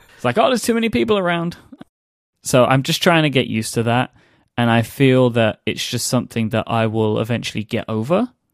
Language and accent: English; United Kingdom; I am a British person